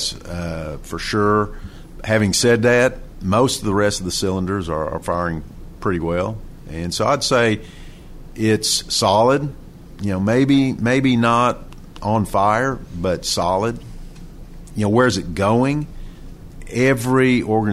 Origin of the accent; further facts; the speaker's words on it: Oklahoma, United States; I'm from Oklahoma